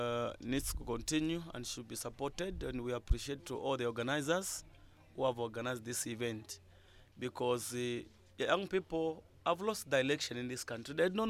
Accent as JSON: {"language": "English", "region": "Luapula Province", "country": "Zambia", "said": "I'm from Luapula"}